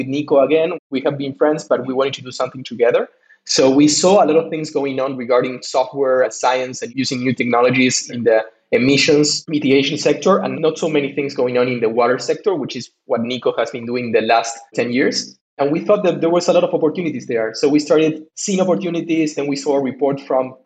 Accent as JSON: {"language": "English", "town": "Ushuaia", "region": "Tierra del Fuego", "country": "Argentina", "also_born_or_lived": "Buenos Aires, Argentina", "moved": "as an adult", "said": "I'm also originally from Argentina, from the Patagonia, actually, from a small city in the bottom of the world, which is called Ushuaia."}